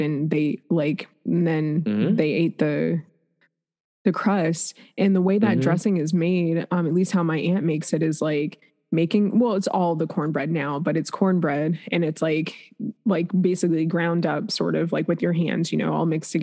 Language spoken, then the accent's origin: English; Shaker Heights, Ohio, United States; also born or lived in Cleveland, Ohio; born in Cleveland, raised in Shaker Heights, which is right outside of Cleveland